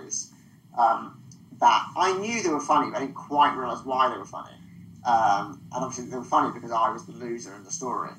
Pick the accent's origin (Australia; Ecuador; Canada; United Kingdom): United Kingdom; accent: southern; also born or lived in Manchester; my southern accent